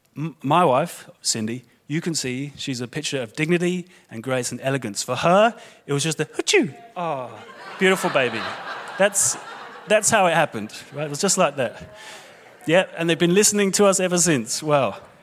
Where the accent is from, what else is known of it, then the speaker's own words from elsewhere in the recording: London, United Kingdom; moved away; I was born in London, England. You'll be able to hear my accent